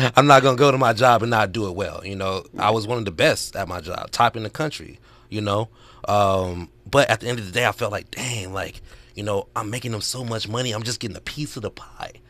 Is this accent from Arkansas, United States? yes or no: yes; Arkansas, United States; now in Los Angeles, United States; I'm from Arkansas